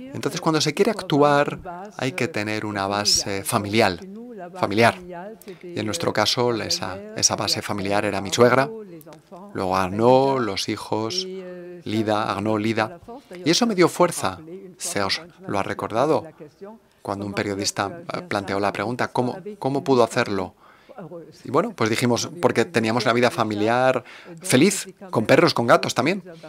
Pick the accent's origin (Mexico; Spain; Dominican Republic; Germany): Germany; moved away as an adult; also born or lived in Paris; como alemana